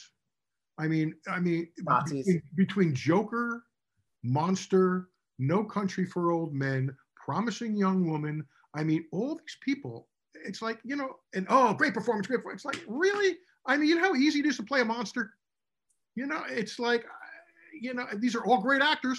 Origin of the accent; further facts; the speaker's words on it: Union, New Jersey, United States; also born or lived in Newark, New Jersey; I was born in Newark and grew up in Union